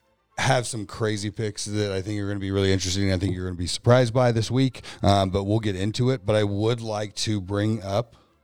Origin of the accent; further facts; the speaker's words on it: Bay Area, California, United States; I grew up in California.